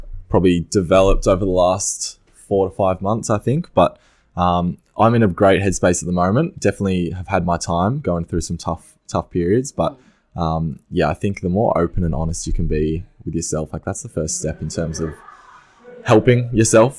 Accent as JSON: {"language": "English", "area": "Mornington Peninsula", "region": "Victoria", "country": "Australia", "tie": "born or raised there", "said": "I grew up on the Mornington Peninsula"}